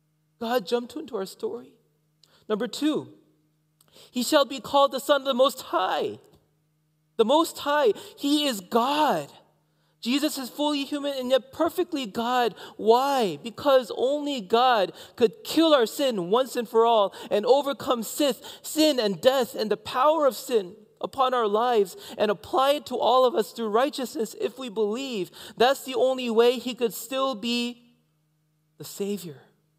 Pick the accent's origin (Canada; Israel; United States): Canada; I am a Canadian. I'm also Korean. And inside, I'm American. I don't know, actually. I forgot where home is, actually.